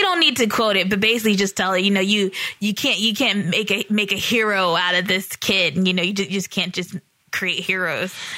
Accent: the South, United States; we're from the South

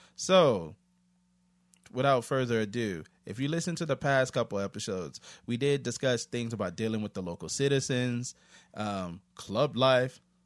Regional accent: United States; moved away as an adult; now in South Korea; I'm an American

